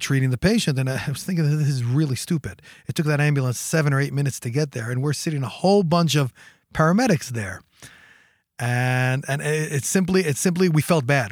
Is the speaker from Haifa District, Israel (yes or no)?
no; Jerusalem, Jerusalem District, Israel; born and raised in Jerusalem.